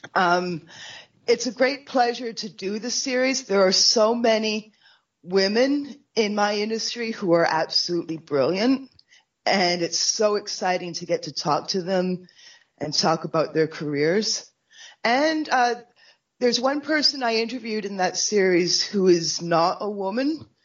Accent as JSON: {"language": "English", "country": "Canada", "said": "for me as a Canadian"}